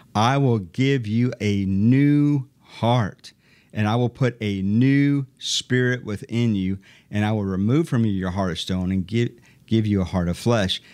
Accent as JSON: {"language": "English", "region": "Iowa", "country": "United States", "tie": "born or raised there", "also_born_or_lived": "Dayton, Ohio", "said": "I grew up in Iowa"}